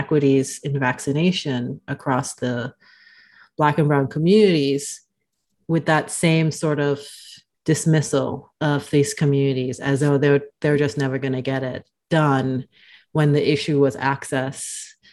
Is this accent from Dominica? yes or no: yes; Dominica; now in Omaha, United States; I am originally from the Caribbean, born on the island of Dominica, but I've been living in Omaha for the last 4+ years or so